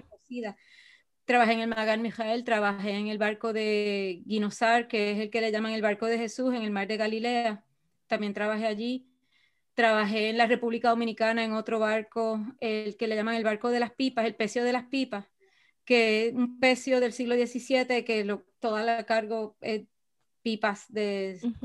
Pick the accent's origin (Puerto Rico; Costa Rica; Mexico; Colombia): Puerto Rico; moved away as an adult; also born or lived in Israel; Yo me fui de Puerto Rico para Israel